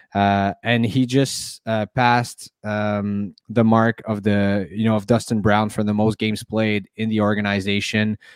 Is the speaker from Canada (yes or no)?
yes; Montreal, Quebec, Canada; I'm from Montreal